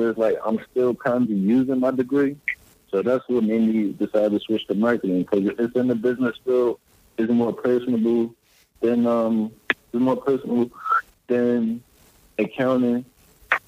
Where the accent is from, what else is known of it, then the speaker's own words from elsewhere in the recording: Philadelphia, Pennsylvania, United States; moved away as an adult; I grew up in West Philly